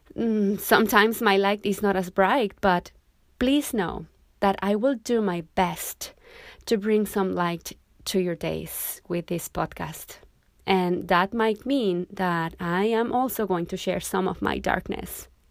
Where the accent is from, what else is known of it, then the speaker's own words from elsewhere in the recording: Mexico; moved away as an adult; also born or lived in Cozumel, Mexico; now in Montego Bay, Jamaica; I was born and raised in Mexico. But I left my country a while ago, so for now I live in Montego Bay, Jamaica.